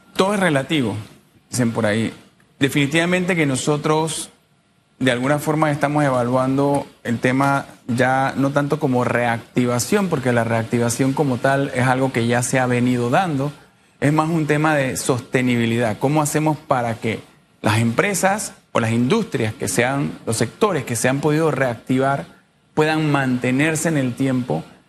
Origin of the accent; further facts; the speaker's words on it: Panama; yo soy panameño también y vivo aquí